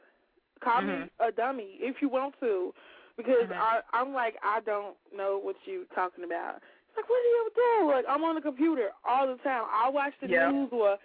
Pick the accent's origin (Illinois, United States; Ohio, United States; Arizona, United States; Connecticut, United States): Illinois, United States; Chicago; I'm from Wild West